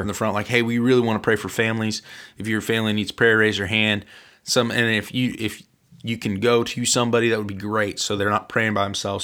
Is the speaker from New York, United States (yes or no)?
no; Central Illinois, United States; we're from Central Illinois